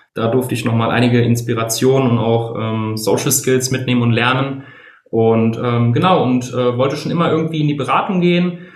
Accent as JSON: {"language": "German", "town": "Bingen am Rhein", "region": "Rhineland-Palatinate", "country": "Germany", "tie": "born or raised there", "lives_now": "Mainz, Germany", "said": "Ich komme gebürtig aus Spingen am Rhein, wohne aktuell in Mainz"}